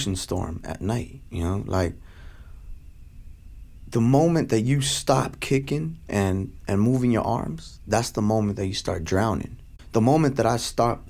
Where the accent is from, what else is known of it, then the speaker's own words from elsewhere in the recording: Stockton, California, United States; I was from Stockton, California